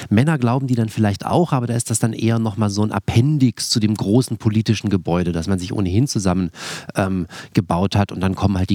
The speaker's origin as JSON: {"language": "German", "town": "Tübingen", "region": "Baden-Württemberg", "country": "Germany", "said": "Also ich komme aus Tübingen, das ist eine sehr liberale, linke Stadt, das ist auch eine sehr wohlhabende Stadt"}